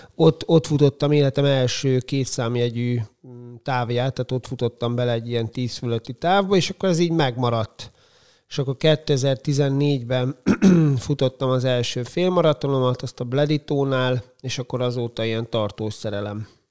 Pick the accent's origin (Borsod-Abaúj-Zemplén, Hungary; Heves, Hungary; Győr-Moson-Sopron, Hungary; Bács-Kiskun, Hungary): Bács-Kiskun, Hungary; Kiskunfélegyháza; moved away as an adult; now in Szeged, Hungary; én 12 évig úsztam, Kiskunfélegyházi vagyok, ott úsztam, aztán elkerültem egyetemre